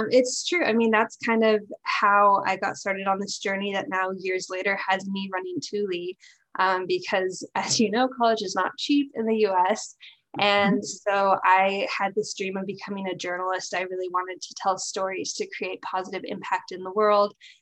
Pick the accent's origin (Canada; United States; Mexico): United States; Pacific Northwest; moved away as an adult; now in Japan; My background is I grew up in the Pacific Northwest, but I currently live in Japan